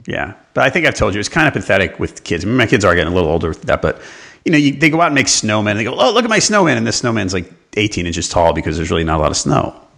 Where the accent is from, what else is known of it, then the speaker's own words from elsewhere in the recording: New York, United States; now in Charlotte, United States; I grew up in New York